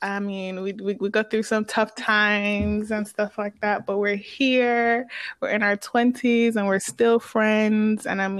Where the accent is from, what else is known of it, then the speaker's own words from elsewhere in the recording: Portmore, Saint Catherine, Jamaica; also born or lived in Kingston, Jamaica; now in United States; I am from Portmore, Jamaica. I was born in Kingston.